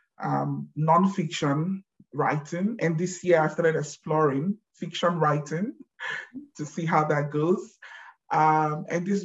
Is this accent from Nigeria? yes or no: yes; Nigeria; moved away as an adult; now in Germany; I have been living in Germany for the last 16 years, but born and bred, born and raised in Nigeria